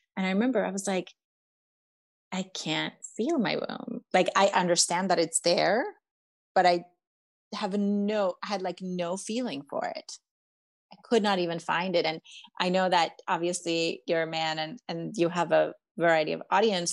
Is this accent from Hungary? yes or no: no; Iran; now in United States; growing up in Iran